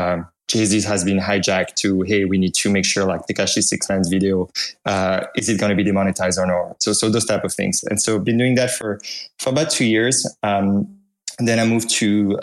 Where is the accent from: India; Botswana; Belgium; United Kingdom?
Belgium; accent: French; English is a second language; moved away as an adult; now in United States; I'm from Belgium, if you can hear some hint of a French accent in there